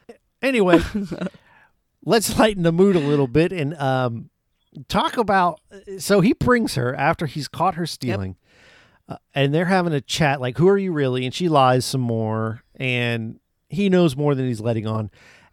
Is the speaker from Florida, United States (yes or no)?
yes; Florida, United States; Florida. Born and raised.